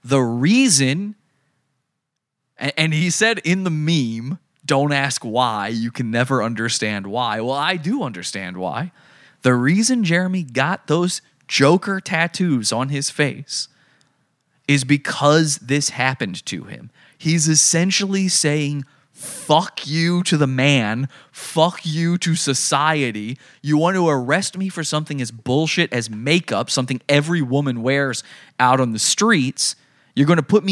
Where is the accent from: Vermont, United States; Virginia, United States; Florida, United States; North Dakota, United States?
Virginia, United States; I grew up in Virginia. I'm from Virginia